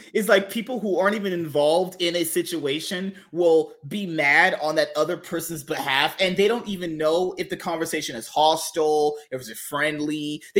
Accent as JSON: {"language": "English", "region": "California", "country": "United States", "said": "I'm from California too. San Francisco is trash."}